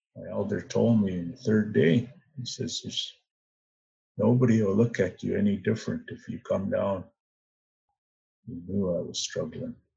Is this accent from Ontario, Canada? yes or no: no; Pavilion First Nation, St'at'imc Territory, British Columbia, Canada; I am from Pavilion First Nation